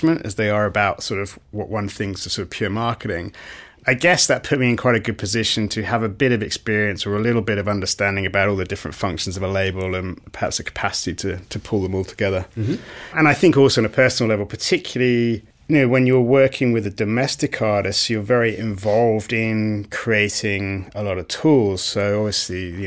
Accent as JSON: {"language": "English", "country": "United Kingdom", "tie": "born or raised there", "also_born_or_lived": "New York, United States / Australia", "moved": "as an adult", "said": "I'm British, grew up in the UK"}